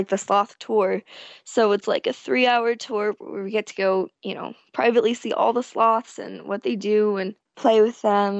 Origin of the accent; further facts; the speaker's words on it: San Jose, California, United States; I'm from San Jose, California